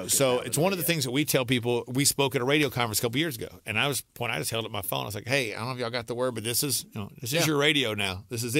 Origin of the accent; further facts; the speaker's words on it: Alexandria, United States; I went back to the radio station in my hometown in Alexandria.